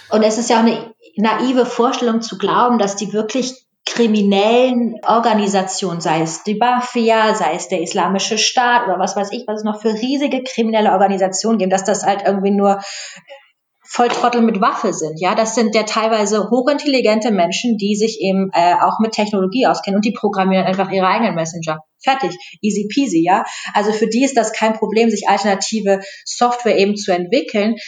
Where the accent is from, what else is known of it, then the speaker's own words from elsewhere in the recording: Germany; wir als Deutsche